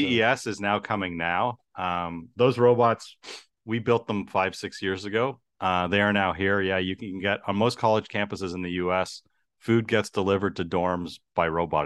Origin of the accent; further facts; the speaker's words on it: Toronto, Ontario, Canada; growing up in Toronto